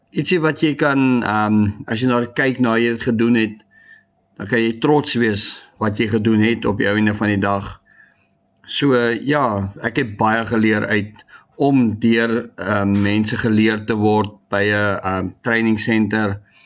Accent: Newcastle, KwaZulu-Natal, South Africa; Ek kom uit Tugela skool uit in Newcastle.

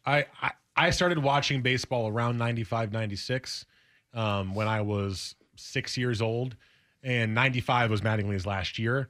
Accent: United States; I grew up in New York or New Jersey

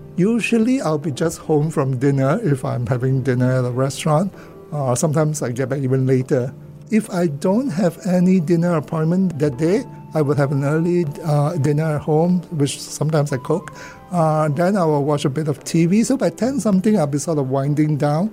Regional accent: Kuala Lumpur, Federal Territory of Kuala Lumpur, Malaysia; now in Singapore; I grew up in Kuala Lumpur, born, and uh, went to school there.

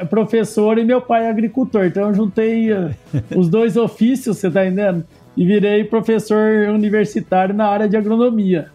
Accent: Nipoã, São Paulo, Brazil; also born or lived in São José do Rio Preto / Monte Aprazível; E eu nasci em Rio Preto, mas eu só nasci e fui morar numa cidade pequena, próximo de Rio Preto, que chama Nipuã porque minha mãe é, foi professora ali.

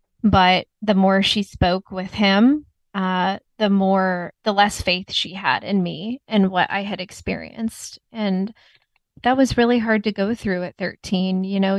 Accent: Texas, United States; also born or lived in Indiana; where I grew up with my mom and her husband, I grew up with them in Texas. And then my dad lived in Indiana.

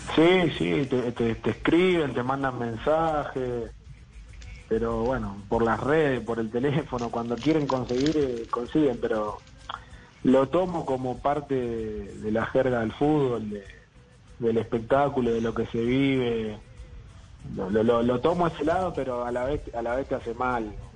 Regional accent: Argentina; now in Bolivia; como argentino

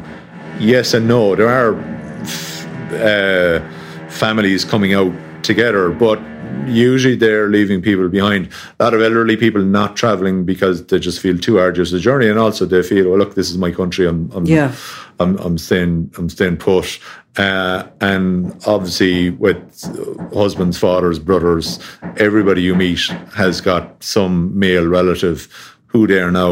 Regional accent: Tipperary, Ireland; I grew up down in Tipperary, which is about 2.5 hour drive from the border

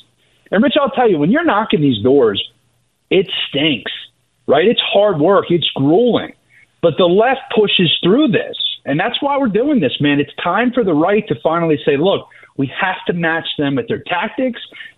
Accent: Delaware County, Pennsylvania, United States; I'm from Delaware County.

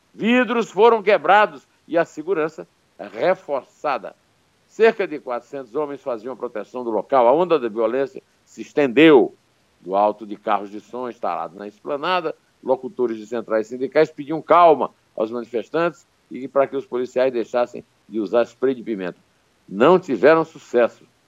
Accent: Campina Grande, Paraíba, Brazil; moved away; eu tive um apelido de marreco na minha adolescência em Campina Grande

